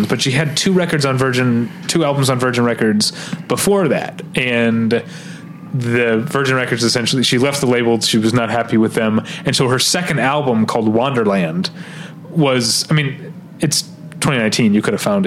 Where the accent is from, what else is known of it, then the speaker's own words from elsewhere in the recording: Midwest, United States; I'm a Midwesterner